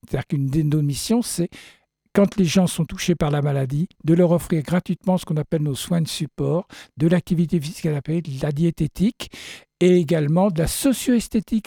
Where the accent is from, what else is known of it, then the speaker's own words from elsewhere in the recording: France; chez nous en France